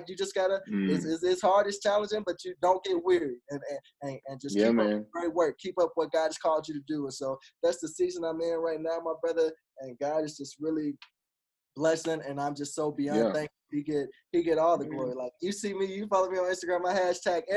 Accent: Arkansas, United States; now in Tulsa, United States; before I even moved to Tulsa. I'm originally from Arkansas.

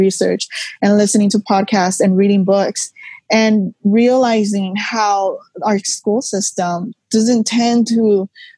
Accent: Los Angeles, California, United States; I was born and raised in East LA, so I embody your stereotypical Chicana

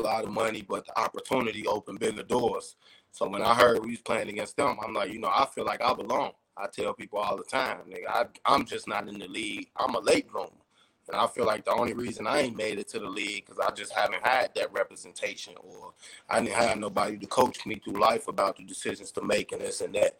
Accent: Chicago, Illinois, United States; I'm from Chicago

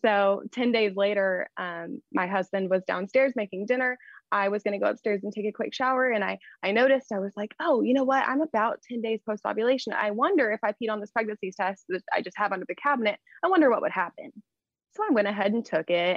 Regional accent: Texas, United States; accent: Texas; I'm in Texas. I hope my accent doesn't come through. Just a smaller town here in Texas

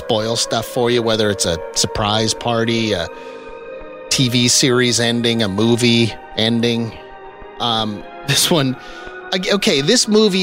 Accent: Saskatchewan, Canada; I grew up in Saskatchewan.

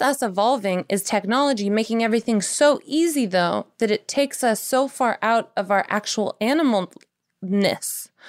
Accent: Tennessee, United States; I'm from Tennessee

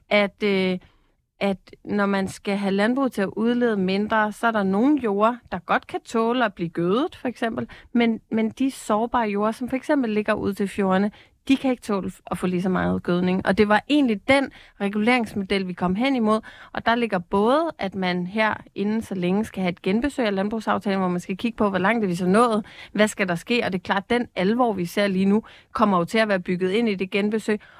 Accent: Capital Region of Denmark, Denmark; Og jeg er selv fra Bornholm, hvor vi har været en fiskeriø uden lige

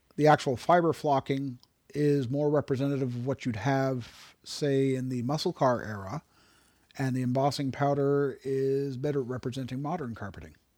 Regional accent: Canada; as a Canadian

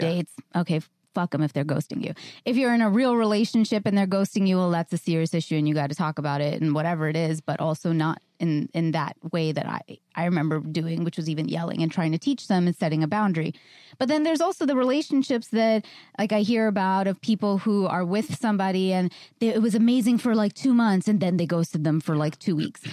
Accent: New York, United States; I'm a New Yorker

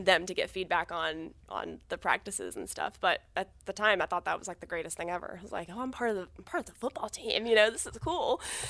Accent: Georgia, United States; I do think growing up in Georgia, high school football is huge.

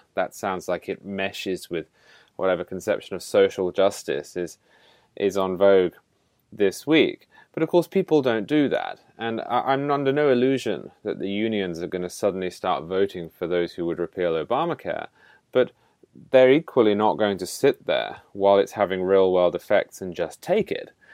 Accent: United Kingdom; moved away; as a Brit

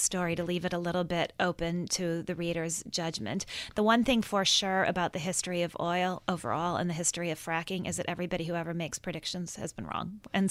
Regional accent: Minnesota, United States; I grew up in Minnesota, and I think of myself in many ways as Minnesota nice.

